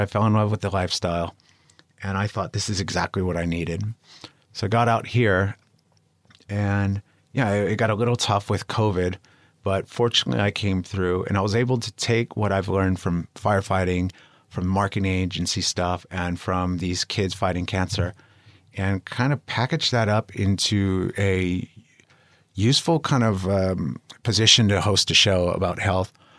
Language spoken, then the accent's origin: English; Los Angeles, California, United States; moved away as an adult; now in Spain; I'm from the U S, um, I'm from Los Angeles, but I'm living in Spain now